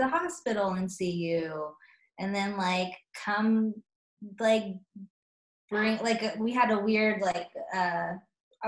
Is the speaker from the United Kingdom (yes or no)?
no; Nebraska, United States; also born or lived in Northwest Missouri; now in Kansas City, United States; I'm from Nebraska.